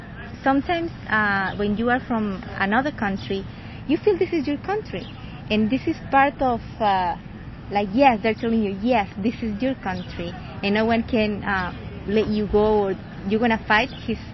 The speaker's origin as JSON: {"language": "English", "country": "Guatemala", "also_born_or_lived": "Boston", "moved": "as an adult", "lives_now": "United States", "said": "I'm originally from Guatemala."}